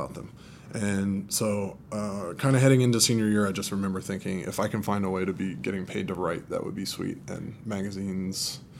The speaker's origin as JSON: {"language": "English", "town": "Atlanta", "region": "Georgia", "country": "United States", "tie": "born or raised there", "moved": "as an adult", "lives_now": "New York, United States", "said": "I'm from Atlanta, Georgia. Born and grown."}